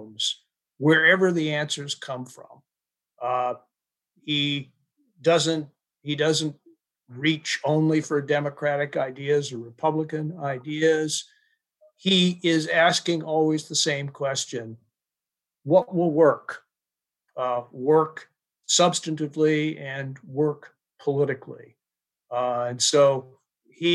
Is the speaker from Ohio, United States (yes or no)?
no; Maryland, United States; my home state of Maryland